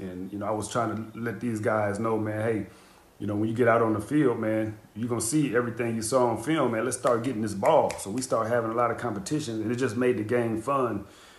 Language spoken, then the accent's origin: English; Green Bay, Wisconsin, United States; It's interesting because we talked about growing up in my hometown and, you know, having the stadium kind of being right in the center of the community. That's the way Green Bay was.